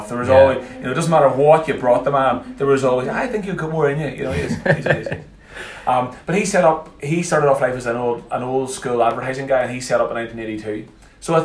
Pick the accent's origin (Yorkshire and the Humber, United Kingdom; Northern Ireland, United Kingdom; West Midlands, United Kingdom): Northern Ireland, United Kingdom; Antrim; also born or lived in Dublin / Belfast; I grew up in a town called Antrim, about 15 miles outside Belfast